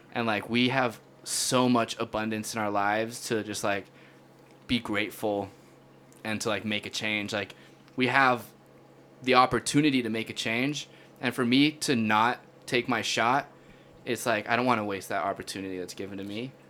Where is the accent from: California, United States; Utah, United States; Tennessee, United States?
Utah, United States; my whole life growing up in Utah